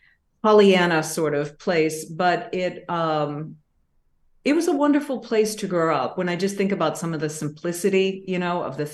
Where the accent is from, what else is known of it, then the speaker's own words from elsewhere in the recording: Massachusetts, United States; I mean, I didn't grow up in the city. I grew up outside of Boston, southwest in a small town.